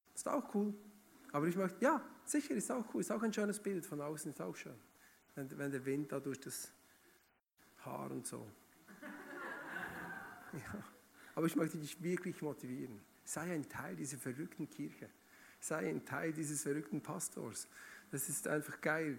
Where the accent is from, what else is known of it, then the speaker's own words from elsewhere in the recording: Bern, Switzerland; moved away as an adult; also born or lived in Emmental; now in Schaffhausen, Switzerland; eigentlich bin ich aus Bern oder Region Bern.